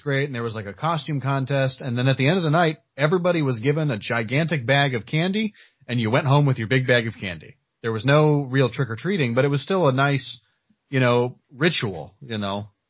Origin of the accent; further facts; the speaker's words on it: Earl Park, Indiana, United States; growing up in Earl Park, uh, town of like 200 people